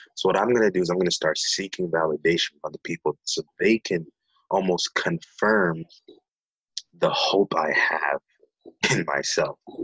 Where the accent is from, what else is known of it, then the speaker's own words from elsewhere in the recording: Nairobi, Kenya; now in Berrien Springs, United States; I was born and raised in Nairobi, Kenya, and uh, moved to the states back in 2001